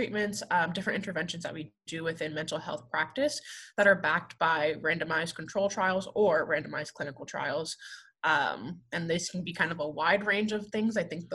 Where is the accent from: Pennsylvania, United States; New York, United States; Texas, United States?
New York, United States; New Paltz; moved away as an adult; also born or lived in West Virginia; now in Oklahoma, United States; I am originally from New York, a small town in New York, of New Paltz, New York, about an hour from the city